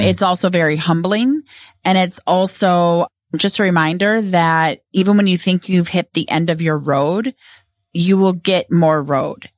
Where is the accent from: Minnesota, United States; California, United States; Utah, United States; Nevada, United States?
Minnesota, United States; Edina; grew up in Edina